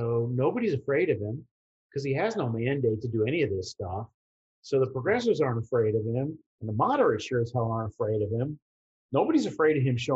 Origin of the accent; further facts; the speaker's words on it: New York City, New York, United States; I grew up in the Bronx.